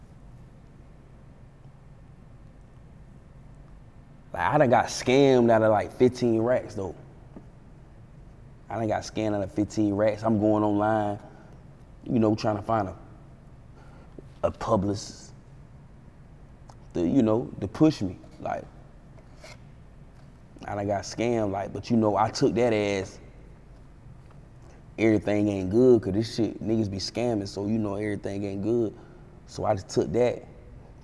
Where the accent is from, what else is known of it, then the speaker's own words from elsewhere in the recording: Fayetteville, North Carolina, United States; I'm from Fayetteville, North Carolina